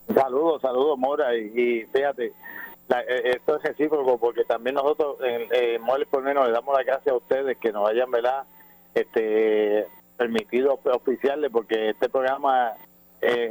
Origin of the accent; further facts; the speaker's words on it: Villalba, Puerto Rico; con mis raíces de acá, de, desde mi pueblo de Villalba